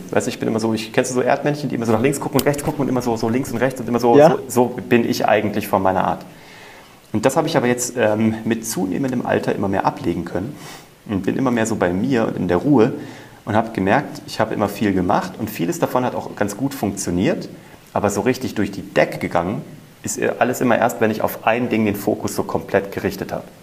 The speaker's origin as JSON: {"language": "German", "town": "Kassel", "region": "Hesse", "country": "Germany", "tie": "born or raised there", "said": "Ja, mit 16 war ich ja Zauberkünstler bei uns in Kassel und habe einfach äh, überall gezaubert."}